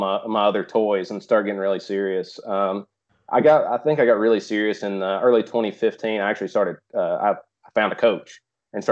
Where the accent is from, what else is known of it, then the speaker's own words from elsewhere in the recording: East Tennessee, United States; from East Tennessee